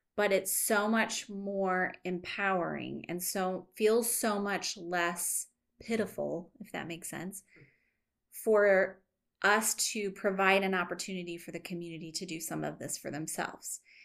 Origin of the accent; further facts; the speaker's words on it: United States; we grew up here in North County